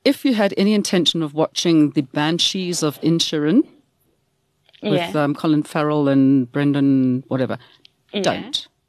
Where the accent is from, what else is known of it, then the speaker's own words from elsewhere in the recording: Pietermaritzburg, KwaZulu-Natal, South Africa; I'm a … from Maritzburg.